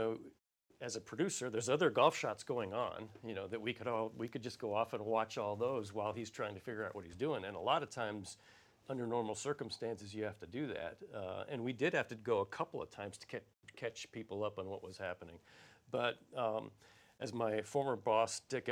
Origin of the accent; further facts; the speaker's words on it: Arizona, United States; I'm from Arizona